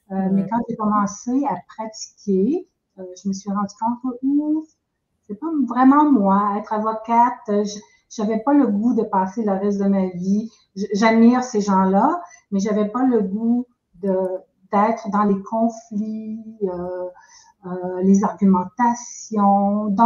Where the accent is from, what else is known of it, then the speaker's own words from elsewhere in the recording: Quebec, Canada; now in New Brunswick, Canada; Euh, je suis maintenant au Nouveau-Brunswick, qui est tout à fait à l'est du Canada. J'ai grandi euh, au Québec.